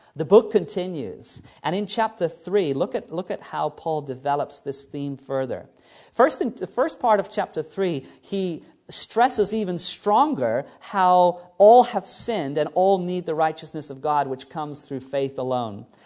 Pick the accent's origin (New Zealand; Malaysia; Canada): New Zealand; moved away; New Zealand, which is basically my home country where I was born